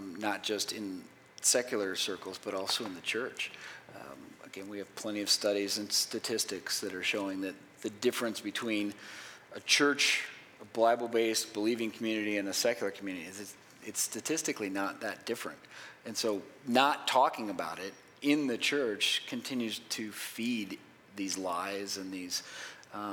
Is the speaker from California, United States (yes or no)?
no; Miami, Florida, United States; also born or lived in Chicago, Illinois; In second grade, we moved from Illinois and from Chicago area to Miami where I grew up